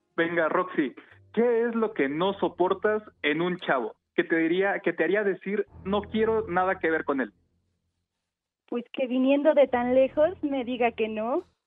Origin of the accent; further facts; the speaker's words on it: Mexico City, Mexico; Yo de la Ciudad de México